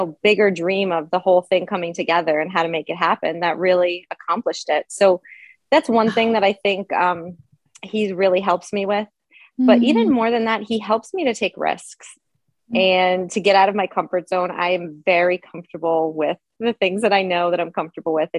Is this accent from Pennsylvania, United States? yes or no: yes; the Poconos, Pennsylvania, United States; also born or lived in England; I grew up here in the Poconos in Pennsylvania